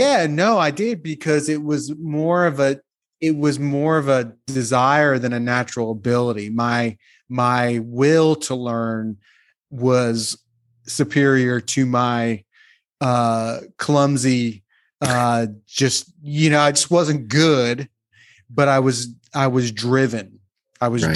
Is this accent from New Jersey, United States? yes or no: yes; just outside of Atlantic City, New Jersey, United States; I'm from just outside of Atlantic City